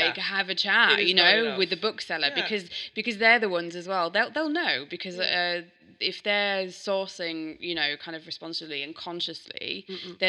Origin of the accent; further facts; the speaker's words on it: Yorkshire and the Humber, United Kingdom; I'm from Yorkshire.